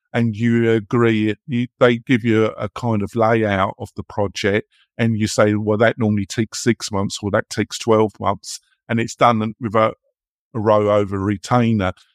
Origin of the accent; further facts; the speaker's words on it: England, United Kingdom; moved away as an adult; now in United States; I'm English, never guess, would you? Um, and I've been living in America, but I lived in England for forty years